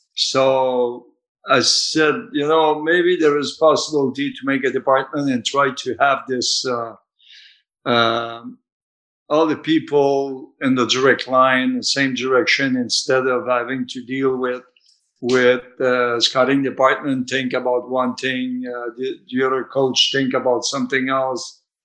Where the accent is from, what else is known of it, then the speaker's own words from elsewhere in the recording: Canada; I'm coming from Canada